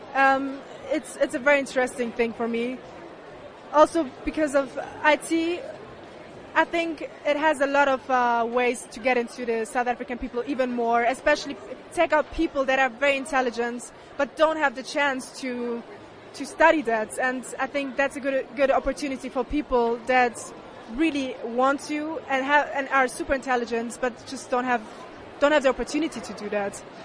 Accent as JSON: {"language": "English", "country": "Germany", "said": "I'm from Germany"}